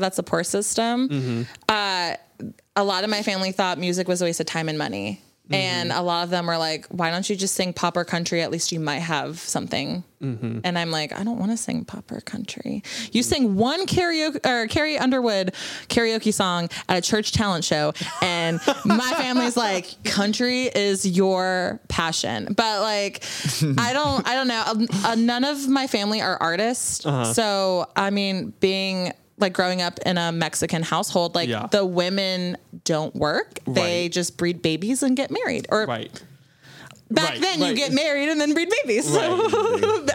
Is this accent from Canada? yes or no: yes; Canada; I'm also Canadian